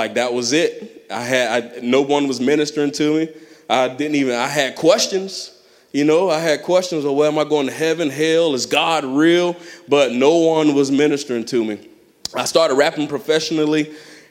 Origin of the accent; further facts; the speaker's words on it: Clearwater, Florida, United States; I grew up in Clearwater.